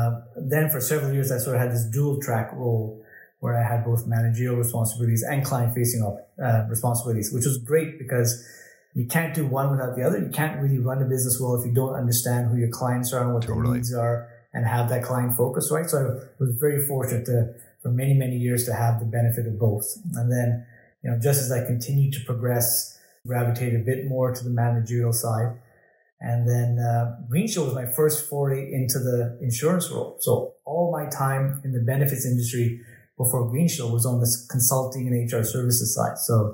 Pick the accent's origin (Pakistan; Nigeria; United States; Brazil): Pakistan; born there; I was born in Pakistan.